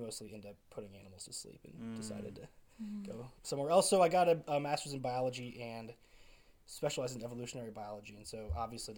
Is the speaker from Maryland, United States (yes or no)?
no; Central Illinois, United States; I grew up in Central Illinois in a really fundamentalist community.